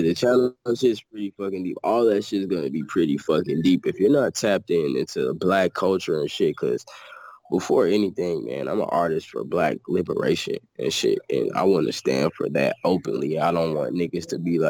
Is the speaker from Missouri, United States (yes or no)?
yes; St. Louis, Missouri, United States; moved away; I'm from St. Louis